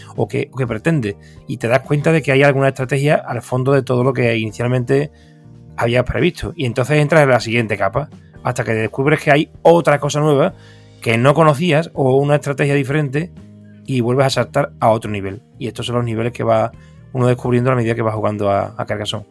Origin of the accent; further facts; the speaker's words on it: Seville, Andalusia, Spain; mi ciudad natal, Sevilla